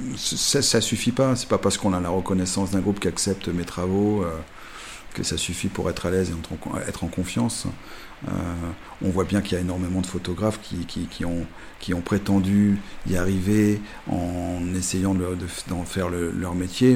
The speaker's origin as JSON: {"language": "French", "town": "Cognac", "region": "Nouvelle-Aquitaine", "country": "France", "tie": "born or raised there", "said": "cognac, ma ville natale"}